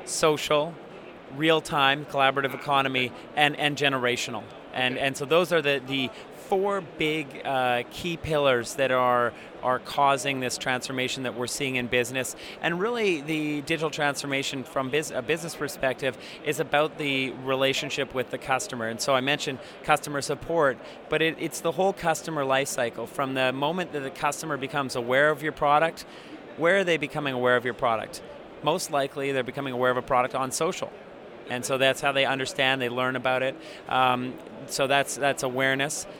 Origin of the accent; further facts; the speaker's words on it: Canada; I'm a Canadian